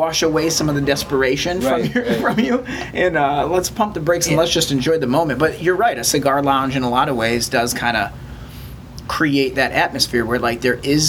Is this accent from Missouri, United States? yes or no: no; Michigan, United States; moved away as an adult; now in Los Angeles, United States; having a backyard is something that I totally took for granted growing up in Michigan.